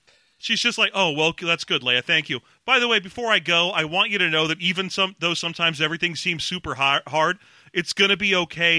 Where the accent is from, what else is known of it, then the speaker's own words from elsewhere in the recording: Los Angeles, California, United States; I grew up in Los Angeles